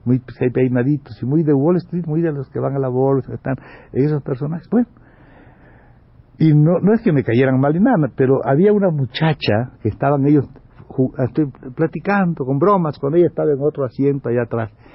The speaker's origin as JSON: {"language": "Spanish", "country": "Mexico", "moved": "yes", "said": "soy mexicano"}